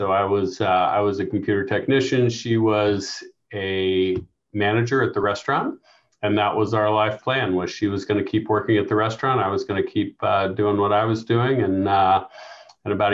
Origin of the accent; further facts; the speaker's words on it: Kansas City, Missouri, United States; I grew up in Kansas City, South Kansas City. Went to Martin City Elementary School, and then Grandview Junior High and high school.